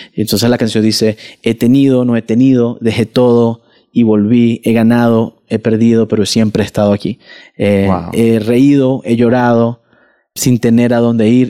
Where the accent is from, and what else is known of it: Venezuela